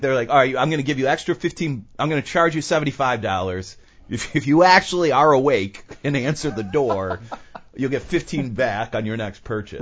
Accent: United States; as an American

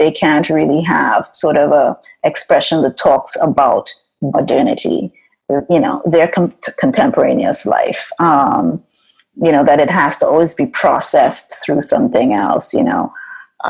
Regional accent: Trinidad & Tobago; moved away as an adult; now in United States; growing up in Trinidad

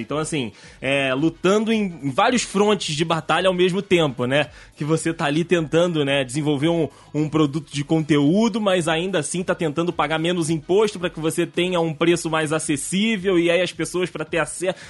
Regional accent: Rio de Janeiro, Brazil; Todo mundo do Rio

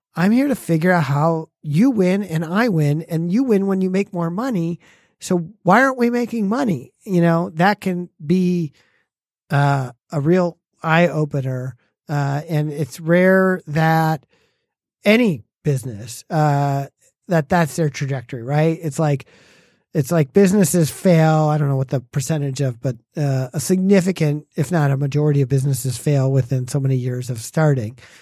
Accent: Farmington Hills, Michigan, United States; I grew up in Farmington Hills

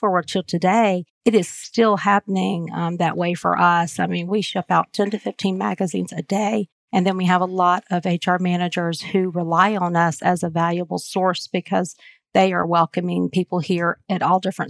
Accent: Marietta, Georgia, United States; I am a native from Marietta

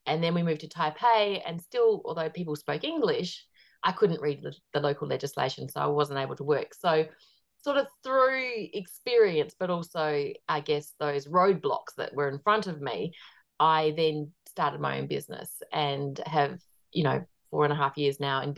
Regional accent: Australia; now in New Zealand; Well, I'm Australian, but I live in New Zealand at the moment. So I'm married to a New Zealander.

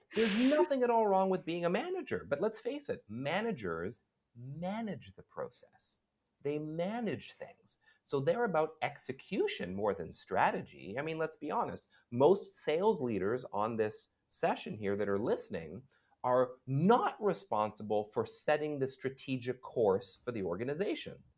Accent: Vancouver, British Columbia, Canada; moved away as an adult; also born or lived in Montreal / Ottawa; now in Singapore; I'm from Vancouver, and I lived in Montreal, I lived in Ottawa.

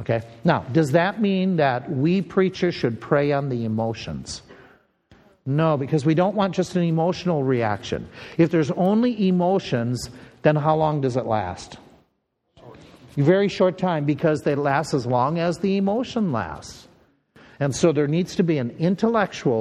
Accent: Minnesota, United States; accent: Minnesota; my Minnesota accent.

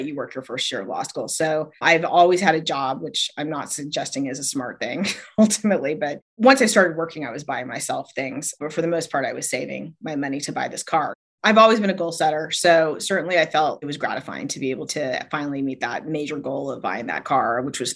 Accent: United States; also born or lived in Utah, United States / Arizona, United States; now in San Francisco Bay Area, United States; I grew up in Arizona and Utah

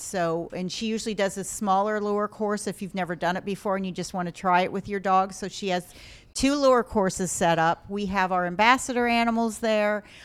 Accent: Ohio, United States; moved away as an adult; also born or lived in South Carolina / Rhode Island; I'm from Ohio

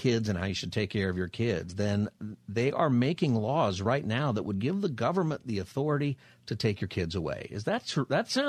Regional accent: California, United States; my home state of California.

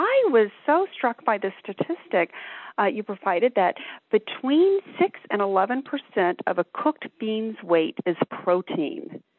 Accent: Alabama, United States; I grew up in Alabama, and we always had black

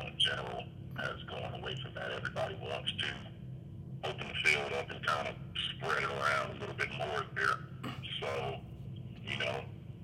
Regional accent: Milwaukee, Wisconsin, United States; moved away as an adult; also born or lived in Columbia, Missouri; I'm originally from Milwaukee, Wisconsin. I was born and raised there

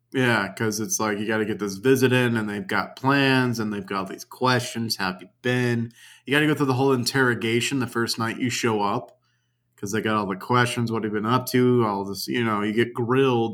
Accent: Louisiana, United States; moved away; my hometown, which I won't talk about, uh, sits in the, a parish in Louisiana

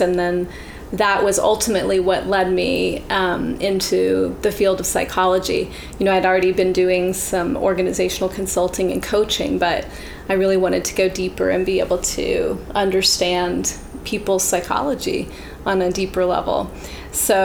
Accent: Charlottesville, Virginia, United States; moved away; also born or lived in Ann Arbor, Michigan / Los Angeles / Nashville; I was born in Ann Arbor, Michigan. And then when I was 8, my whole family moved to Charlottesville, Virginia. And that's where I grew up

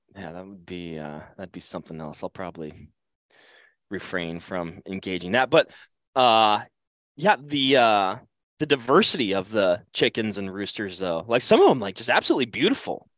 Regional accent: Western Washington, United States; I grew up hunting Columbia blacktails in Western Washington

